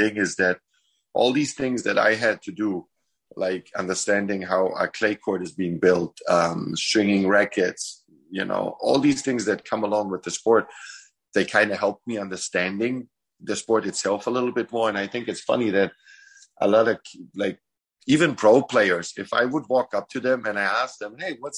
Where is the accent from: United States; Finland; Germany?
Germany; Munich, Bavaria; moved away; also born or lived in Croatia; I grew up in Munich